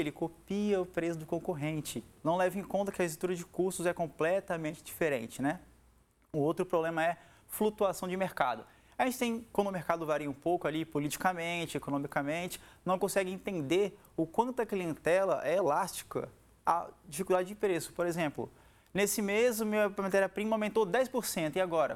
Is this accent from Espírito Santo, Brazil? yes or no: yes; Vila Velha, Espírito Santo, Brazil; Sou capixaba aqui da nossa terra, né? Aqui de Canela Verde, aqui de Vila Velha